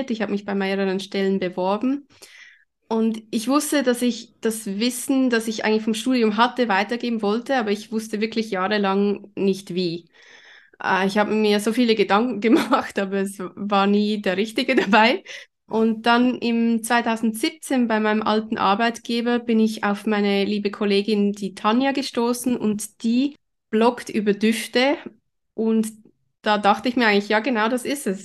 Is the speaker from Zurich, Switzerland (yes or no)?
yes; Zurich, Switzerland; ich bin in Zürich aufgewachsen, habe dort auch Kunstgeschichte studiert, aber nur im Nebenfach.